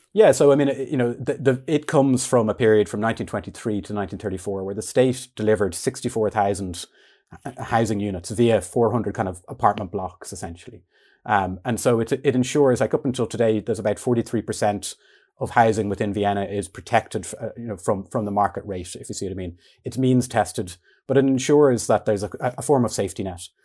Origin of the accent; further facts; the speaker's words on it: Dún Laoghaire, Leinster, Ireland; I grew up in Dunleary, um, in kind of the centre of the town